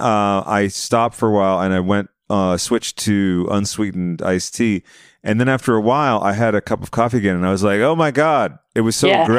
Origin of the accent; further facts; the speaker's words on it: Massachusetts, United States; I'm from Massachusetts